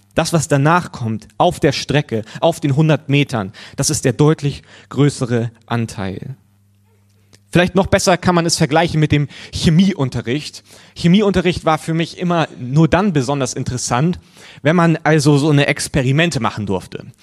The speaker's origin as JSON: {"language": "German", "country": "Germany", "said": "als Deutscher"}